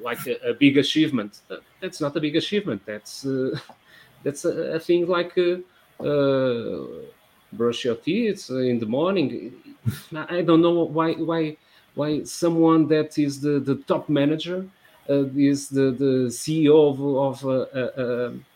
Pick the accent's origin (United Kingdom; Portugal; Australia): Portugal; Porto, Norte; I grew up in the 80s and Portugal in the 80s